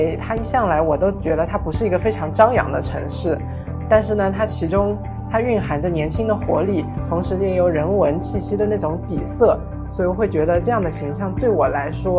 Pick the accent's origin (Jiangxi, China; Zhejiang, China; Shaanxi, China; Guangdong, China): Zhejiang, China; Hangzhou; also born or lived in Taipei, Taiwan; 我呢是出生在台湾的台北，从小生活学习都在杭州。